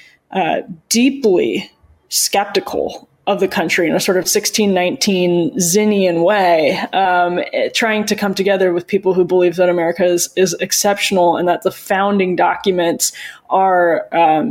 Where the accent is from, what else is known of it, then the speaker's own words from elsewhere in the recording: Wisconsin, United States; my home state of Wisconsin